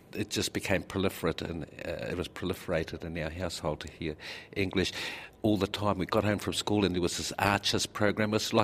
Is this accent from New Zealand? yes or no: yes; Mahia, Hawke's Bay, New Zealand; The Māori language was strong there, yes. And I grew up with my grandparents for whom that was their first language.